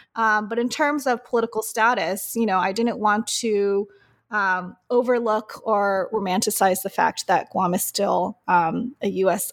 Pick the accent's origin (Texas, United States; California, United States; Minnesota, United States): California, United States; Oceanside; also born or lived in Berkeley, California; I grew up in Oceanside, Southern California